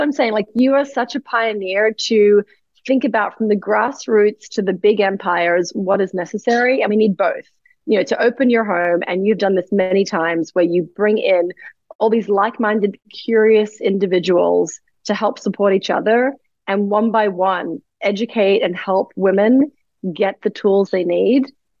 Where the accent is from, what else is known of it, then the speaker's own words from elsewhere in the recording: Australia; moved away as an adult; now in New York City, United States; I came from Australia. I landed in New York City.